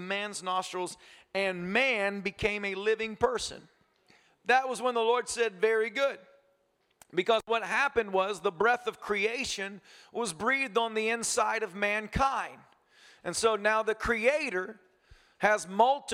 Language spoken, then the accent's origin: English; United States; I'm American